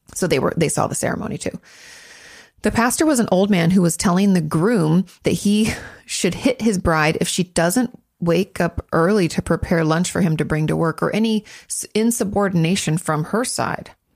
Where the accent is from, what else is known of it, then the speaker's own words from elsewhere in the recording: Washington, United States; moved away; also born or lived in Orange County; I grew up in Washington State